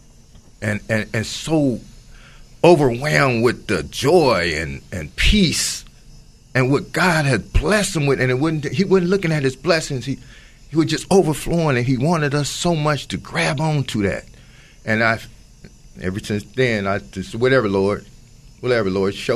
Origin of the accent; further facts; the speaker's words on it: Oakland, California, United States; I'm from Oakland